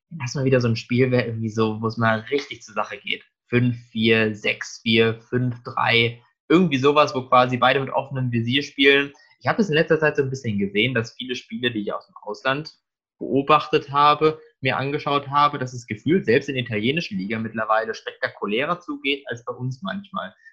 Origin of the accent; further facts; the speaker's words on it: Frankfurt, Hesse, Germany; da müssen natürlich wir beide als Frankfurter ja eigentlich auch noch was zu sagen.